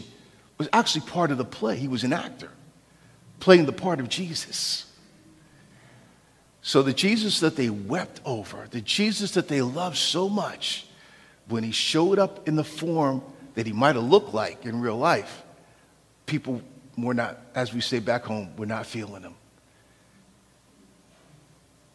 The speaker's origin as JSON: {"language": "English", "town": "New York City", "region": "New York", "country": "United States", "tie": "born or raised there", "also_born_or_lived": "Modesto / Oakland", "moved": "as an adult", "said": "I was born in New York City."}